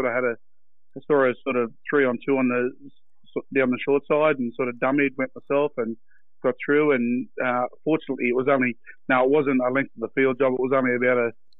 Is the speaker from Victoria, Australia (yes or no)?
no; Sydney, New South Wales, Australia; I grew up in Wallamaloo, which is probably less than 2 km from Redfern.